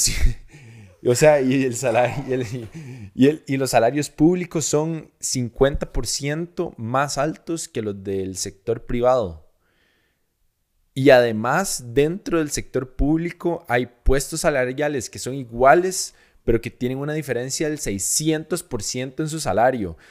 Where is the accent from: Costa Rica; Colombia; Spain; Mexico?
Costa Rica